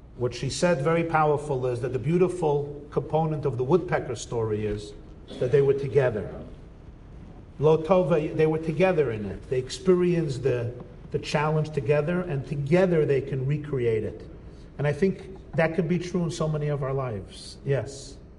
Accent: United States; I grew up in America.

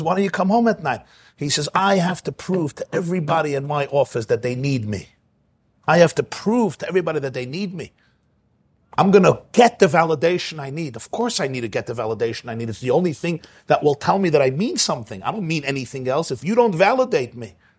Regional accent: Brooklyn, New York, United States; moved away as an adult; now in Muncie, United States; I grew up in Brooklyn

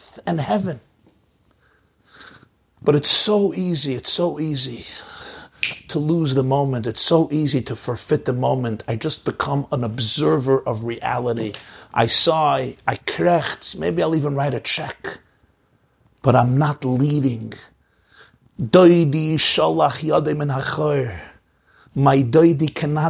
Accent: United States; I grew up in the United States of America

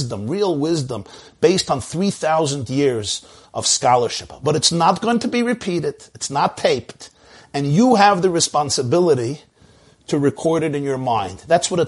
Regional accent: New York City, New York, United States; I grew up in Brooklyn, New York

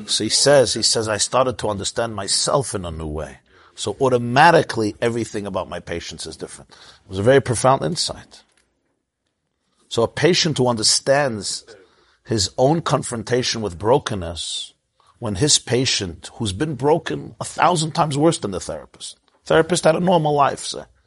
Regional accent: United States; I grew up in the United States of America.

